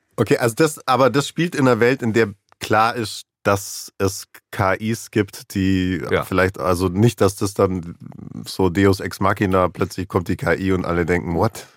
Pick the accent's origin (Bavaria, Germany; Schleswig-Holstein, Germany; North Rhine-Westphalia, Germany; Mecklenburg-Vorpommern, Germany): Bavaria, Germany; Allgäu; ich komme aus dem Allgäu